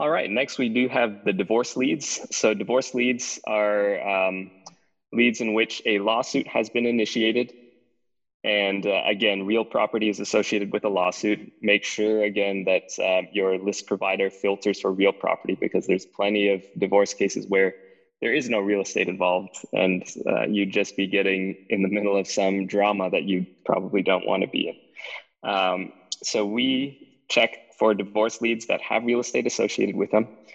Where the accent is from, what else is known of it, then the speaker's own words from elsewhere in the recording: Texas, United States; I'm from Texas